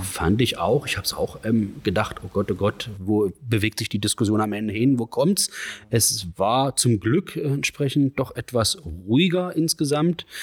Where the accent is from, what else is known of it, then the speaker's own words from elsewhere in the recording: Magdeburg, Saxony-Anhalt, Germany; ich bin ja hier in Magdeburg geboren